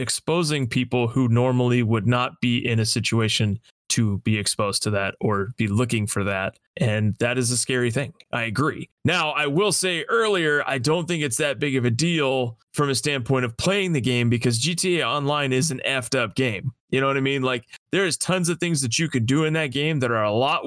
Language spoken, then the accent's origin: English; Las Vegas, Nevada, United States; I grew up in Las Vegas. I spent my entire life there